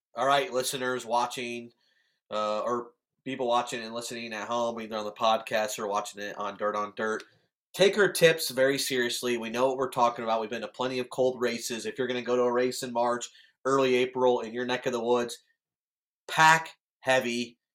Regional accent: Illinois, United States; my home state

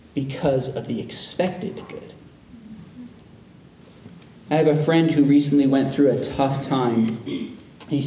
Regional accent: United States; as American Christians

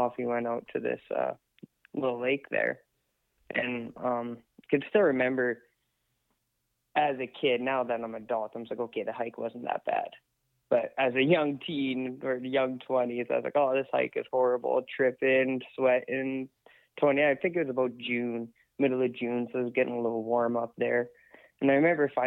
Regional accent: 100 Mile House, British Columbia, Canada; also born or lived in Lac La Hache; born and raised in 100 Mile

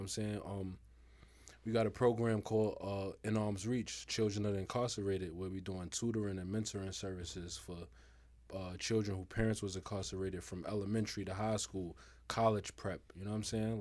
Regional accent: New York City, New York, United States; I'm from Harlem, man. Represent Harlem

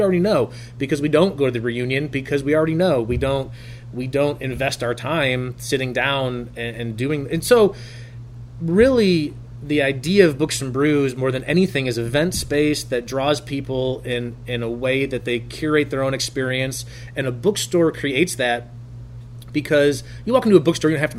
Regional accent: Traverse City, Michigan, United States; Traverse City, Michigan, my hometown at that time. I say Traverse City. I went to Glen Lake High School

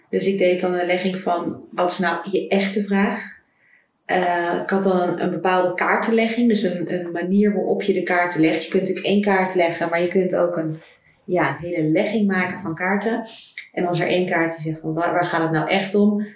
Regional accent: Netherlands; moved away as an adult; also born or lived in Ecuador; ik terug zou gaan naar Nederland

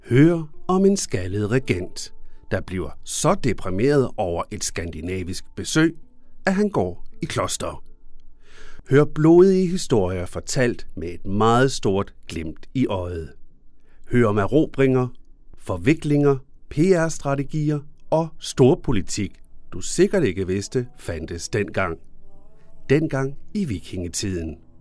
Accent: Denmark; som dansker

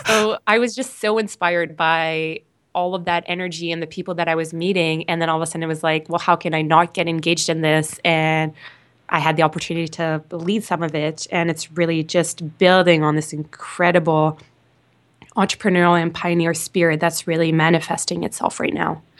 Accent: Whitehorse, Yukon, Canada; also born or lived in Victoria, British Columbia / Toronto; growing up in the Yukon

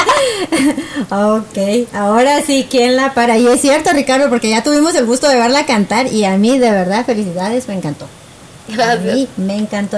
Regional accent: Guatemala; moved away; yo viví en Guatemala, bueno, yo de hecho nací en Guatemala, soy guatemalteca

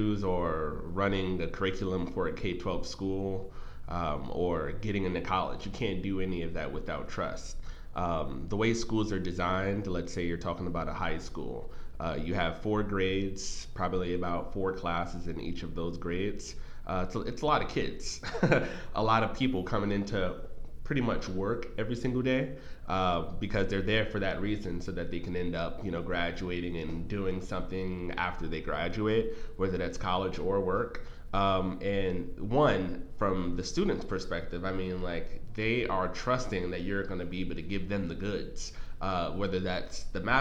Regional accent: New York City, New York, United States; I'm originally from New York City, as I would say, New York.

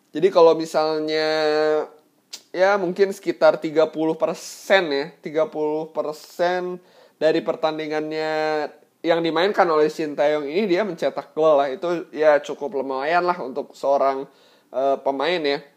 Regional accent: Bandung, West Java, Indonesia; yang memang dari kecil gue sudah ada di Bandung selama kurang lebih 22 tahun.

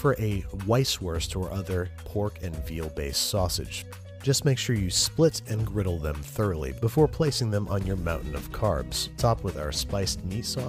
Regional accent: Rochester, New York, United States; moved away; my hometown of Rochester, New York

